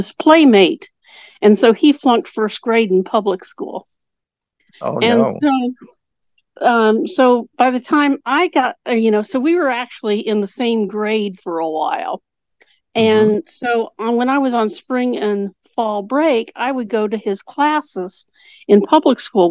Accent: Indiana, United States; I'm actually from Indiana

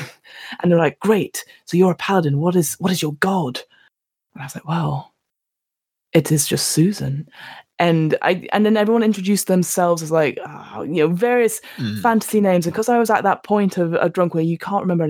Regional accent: London, United Kingdom; I am from London

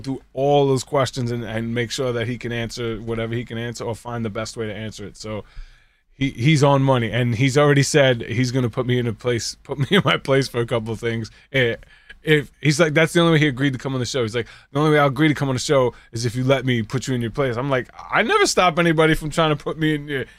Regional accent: New York, United States; I'm from New York

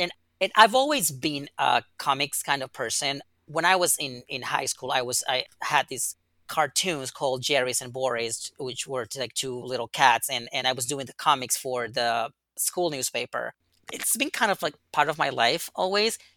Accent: Yucatán, Mexico; I was born and raised in Mexico, in the very south of Mexico, in Yucatan.

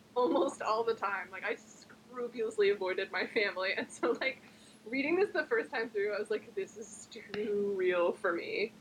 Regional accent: New Jersey, United States; I'm American. I was born and raised in New Jersey

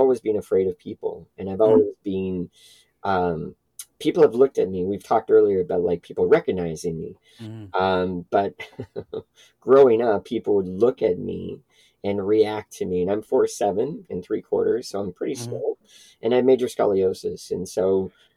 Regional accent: Toronto, Ontario, Canada; I grew up in Etobicoke, which is a suburb of Toronto

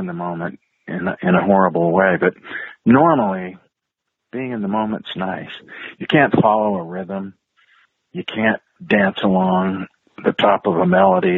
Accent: eastern Oregon, United States; also born or lived in Wisconsin / Idaho; I grew up in the Pacific Northwest. Yeah. I was born in Wisconsin. And when I was very young, about 7 years old, my family moved to Oregon

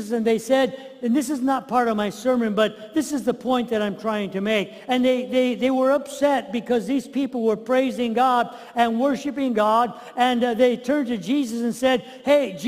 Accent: United States; as Americans as well as Christians

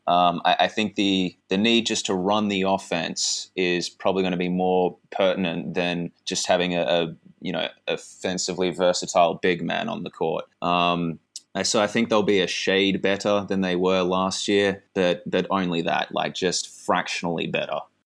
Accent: Australia; as an Australian guy

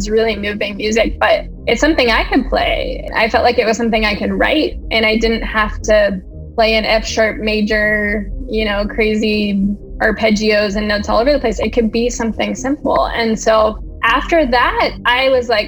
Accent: Pennsylvania, United States; moved away as an adult; now in Washington, D.C., United States; I am originally from Pennsylvania. And I moved to D.C. in 2006 after I graduated from college

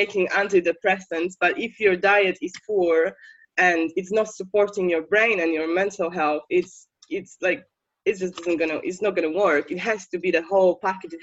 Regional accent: Poland; English is a second language; moved away as an adult; now in United Kingdom; I'm from Poland, I should probably say that. And when I was living in Poland like years ago

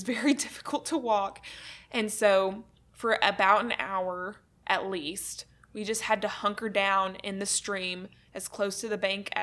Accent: Arkansas, United States; moved away as an adult; also born or lived in Pratt, Kansas; I'm originally from Arkansas, and so literally graduated 2016, moved to Kansas, moved to Pratt, Kansas, and started this job

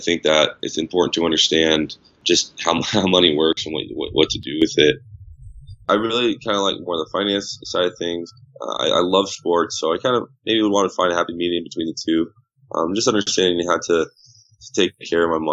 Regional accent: Southern California, United States; growing up in Southern California

